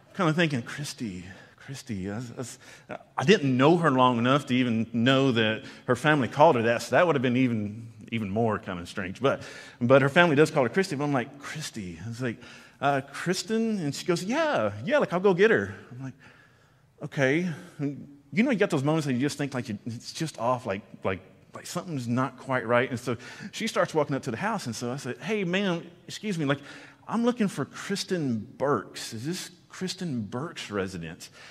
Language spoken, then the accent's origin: English; Conroe, Texas, United States; I grew up in East Texas and grew up around Conroe